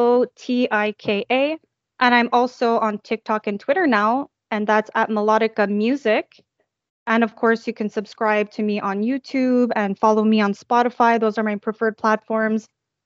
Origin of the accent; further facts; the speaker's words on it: Toronto, Ontario, Canada; now in Montreal, Canada; moved right back to Montreal, where I'm from Toronto to Montreal, just to make ends meet.